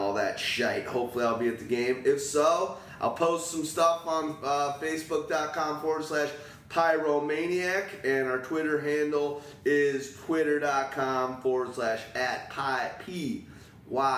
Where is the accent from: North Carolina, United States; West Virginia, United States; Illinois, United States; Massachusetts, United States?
Illinois, United States; Chicago; Chicago. We're from Chicago